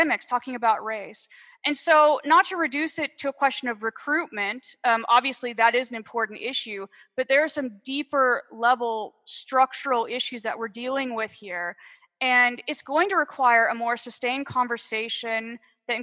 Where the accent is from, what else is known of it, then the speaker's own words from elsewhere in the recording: United States; moved away; my home country